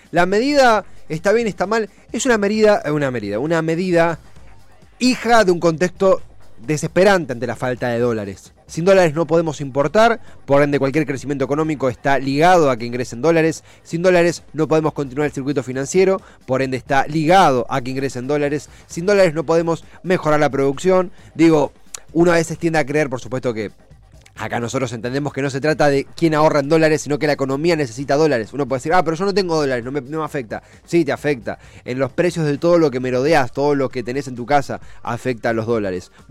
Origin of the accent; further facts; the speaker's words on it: Argentina; ninguno de nosotros es turista porque somos argentinos, eh, locales, domésticos